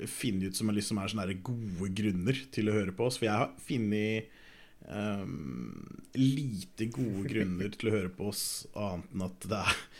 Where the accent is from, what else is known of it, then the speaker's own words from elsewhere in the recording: Norway; born there; Vi er født i Norge, liksom.